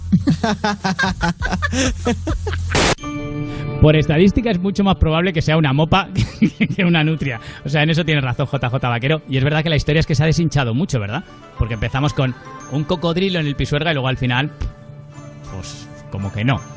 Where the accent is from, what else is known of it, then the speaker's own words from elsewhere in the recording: Valladolid, Castile and León, Spain; yo que soy de Valladolid y conozco el pisuerga